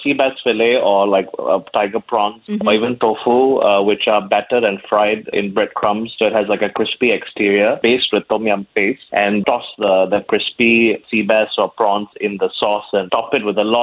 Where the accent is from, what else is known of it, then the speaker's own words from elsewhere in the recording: Thailand; now in Singapore; I was born in Singapore, but I lived in Thailand for 18 years